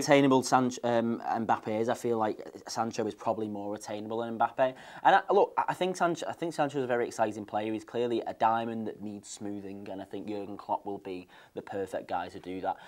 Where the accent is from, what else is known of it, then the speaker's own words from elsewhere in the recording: Wigan, North West England, United Kingdom; I'm from Wigan